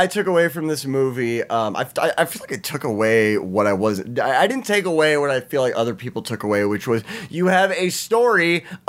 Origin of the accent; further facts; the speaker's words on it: United States; We're American.